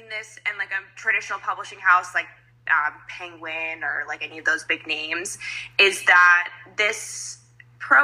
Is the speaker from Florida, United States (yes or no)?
no; Las Vegas, Nevada, United States; moved away as an adult; now in Macau, China; I'm from Vegas, born and raised in America